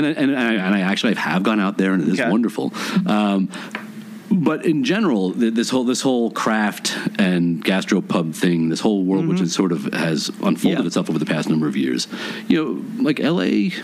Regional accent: New York, United States; moved away as an adult; now in Los Angeles, United States; So I grew up in New York.

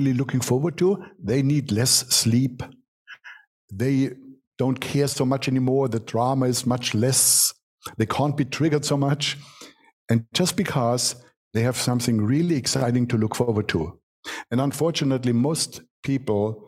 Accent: Germany; accent: German; English is a second language; I'm born in Germany, what you can hear from my accent. We are practical people

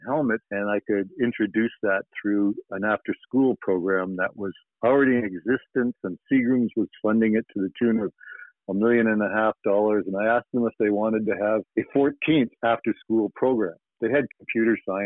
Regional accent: Brantford, Ontario, Canada; now in New York, United States; my buddy from my hometown

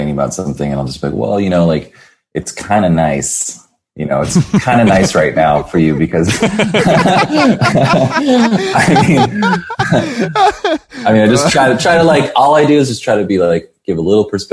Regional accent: San Jose, California, United States; now in Los Angeles, United States; I didn't grow up in LA. I grew up in San Jose, which is in Northern California

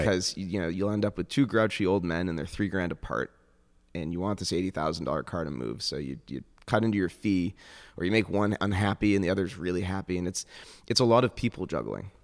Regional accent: Northeast, United States; I'm from the Northeast

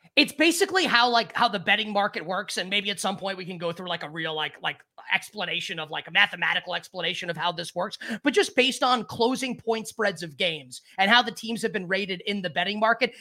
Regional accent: New York, United States; I I am a New Yorker, like through and through

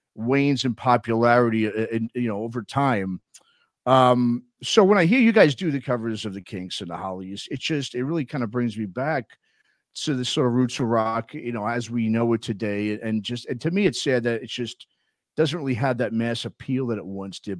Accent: New York, United States; now in San Francisco, United States; I grew up in New York, but I live out in California

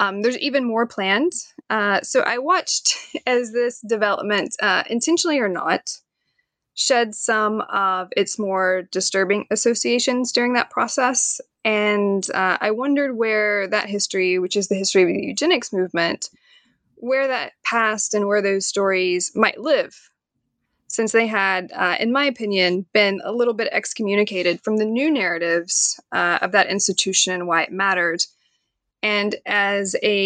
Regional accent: Knoxville, Tennessee, United States; now in Staunton, United States; I am from Knoxville, Tennessee

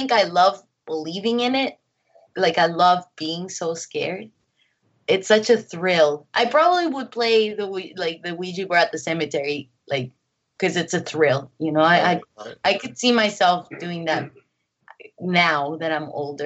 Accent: Mexico; my family, you know, we're from Mexico, so we're Catholic

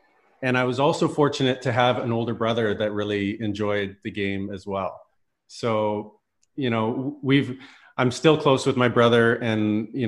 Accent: Red Deer, Alberta, Canada; Yeah, I grew up in Red Deer, Alberta.

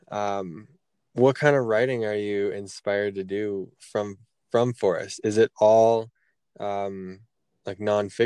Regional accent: Colorado, United States; I grew up in Colorado, going to the high country

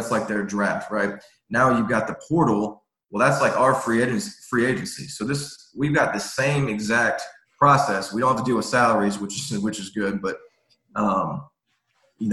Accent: Atlanta, Georgia, United States; growing up in Atlanta

